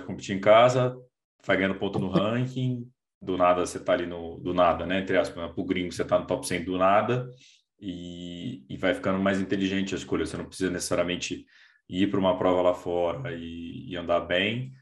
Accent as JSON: {"language": "Portuguese", "town": "Brasília", "region": "Federal District", "country": "Brazil", "moved": "yes", "lives_now": "São Paulo, Brazil", "said": "Eu, eu sou de Brasília, moro em São Paulo há quatorze anos"}